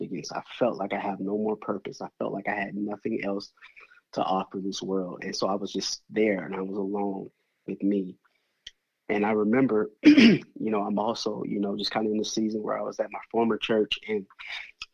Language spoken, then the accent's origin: English; Denver, Colorado, United States; also born or lived in Milwaukee, Wisconsin; now in Atlanta, United States; I was born and raised in Denver, Colorado